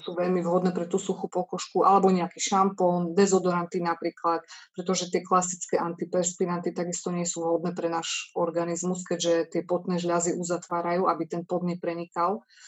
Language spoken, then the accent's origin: Slovak; eastern Slovakia, Slovakia; sme z východného Slovenska